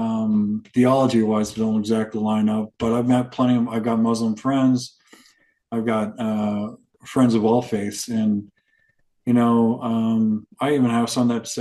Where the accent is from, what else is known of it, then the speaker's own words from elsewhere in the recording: Arizona, United States; I came from Arizona